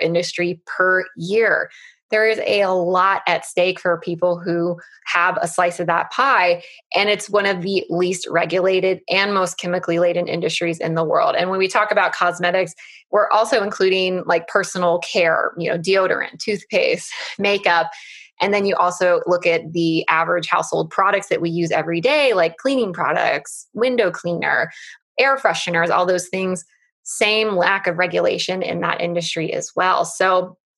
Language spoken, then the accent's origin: English; United States; I'm an American, so we live in the US